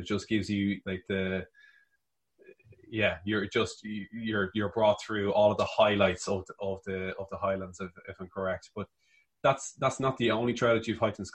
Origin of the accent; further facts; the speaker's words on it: Ireland; I'm coming from Ireland